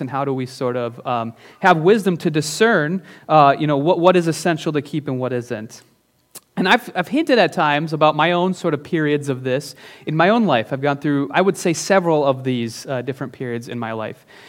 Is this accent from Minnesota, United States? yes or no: yes; Northern Minnesota, United States; now in Minneapolis-Saint Paul, United States; I'm from Northern Minnesota